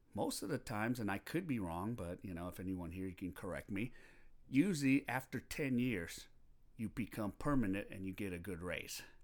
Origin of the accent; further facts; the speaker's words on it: Los Angeles, California, United States; moved away as an adult; now in South Korea; I am from Los Angeles, California, and I'm currently here residing in Korea for the past two and a half years